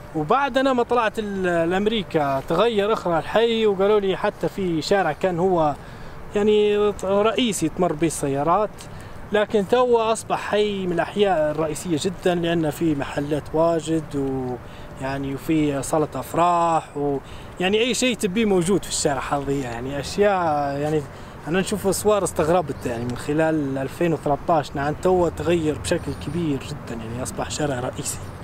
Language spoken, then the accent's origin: Arabic; Bayda, Jabal al Akhdar, Libya; moved away as an adult; now in Denver, United States; أنا من مدينة البيضاء في ليبيا